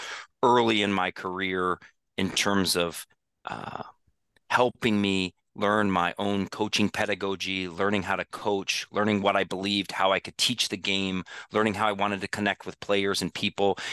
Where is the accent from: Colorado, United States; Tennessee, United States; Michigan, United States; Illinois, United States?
Colorado, United States; Denver; I grew up in Denver, and I played for my dad